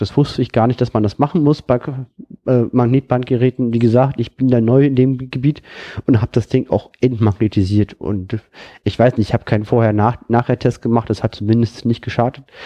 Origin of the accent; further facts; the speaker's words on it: Germany; für mich persönlich als Deutscher